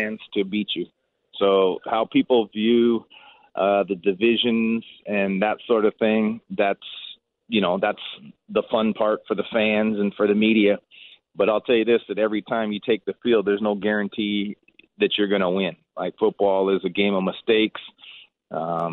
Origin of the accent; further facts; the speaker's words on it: Seattle, Washington, United States; now in Hamilton, Canada; I'm born and raised in Seattle